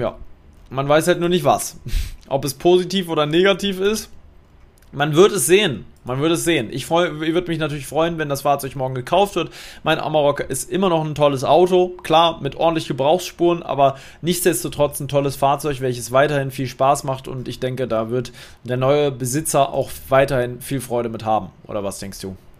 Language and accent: German; Berlin, Germany; Ich muss in meine alte Heimat fahren, in meine alte Hut